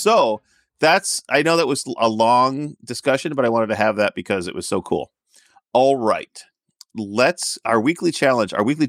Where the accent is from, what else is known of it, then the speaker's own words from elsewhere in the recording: Salem, Oregon, United States; I'm from Salem